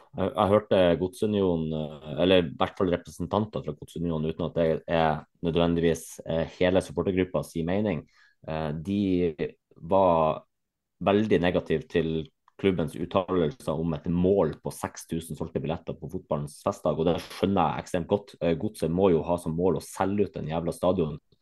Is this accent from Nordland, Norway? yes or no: yes; Bodø, Nordland, Norway; Som bodøværing